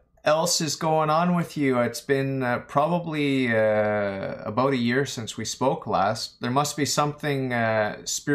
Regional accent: Kingston, Ontario, Canada; I'm from Kingston, Ontario

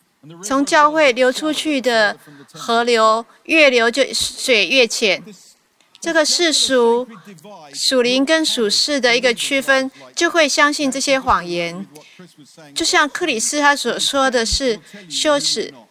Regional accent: United Kingdom; Chinese is a second language; now in United States; 我是英国人，住在美国，有一些差异呢，我必须要特别为你们解释。

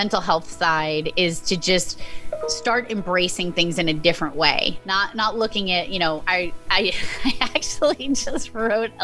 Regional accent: Massachusetts, United States; my home state

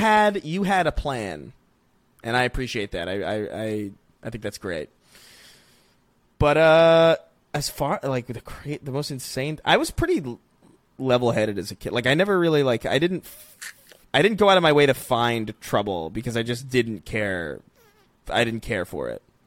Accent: New York, United States; growing up in New York

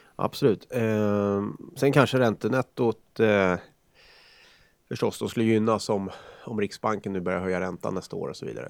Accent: Karlskoga, Örebro County, Sweden; hemma i Karlskoga

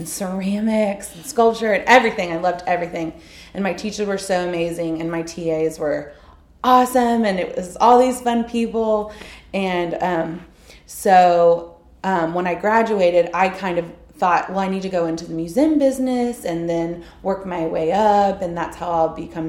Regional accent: Houston, Texas, United States; I'm from Houston, and I went to TCU as a studio art major

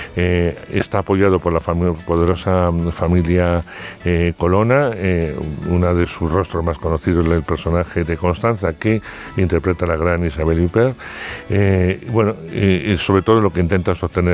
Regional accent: Castile, Spain; yo que soy de Castilla y he tenido abuelos, eh, tíos, etcétera, dedicados al mundo del campo

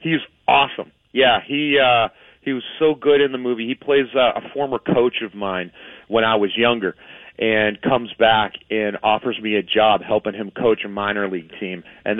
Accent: Mount Lebanon, Pennsylvania, United States; I grew up an athlete in Mount Lebanon.

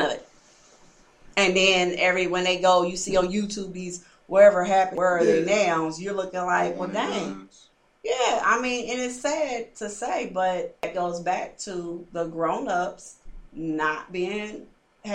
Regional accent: Indianapolis, Indiana, United States; moved away as an adult; now in Louisville, United States; I'm from Indianapolis

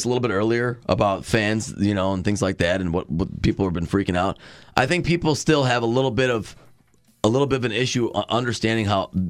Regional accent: Boston, Massachusetts, United States; I'm from Boston.

